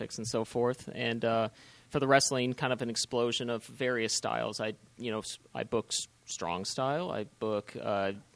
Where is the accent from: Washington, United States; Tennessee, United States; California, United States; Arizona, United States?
Washington, United States; Seattle; moved away as an adult; also born or lived in Spokane, Washington; now in Philadelphia, United States; I was born and raised in Seattle